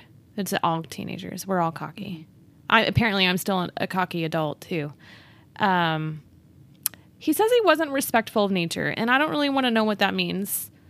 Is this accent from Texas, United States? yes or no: yes; Texas, United States; I'm from Texas.